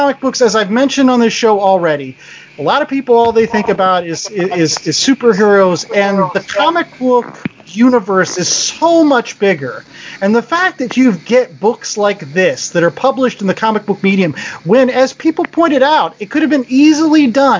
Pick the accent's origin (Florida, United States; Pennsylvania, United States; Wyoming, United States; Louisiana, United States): Pennsylvania, United States; Pittsburgh; my hometown of Pittsburgh